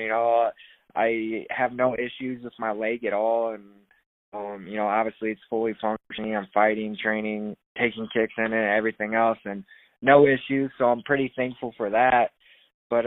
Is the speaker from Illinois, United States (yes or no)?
yes; Sterling, Illinois, United States; moved away; I'm from Illinois, a small town called Sterling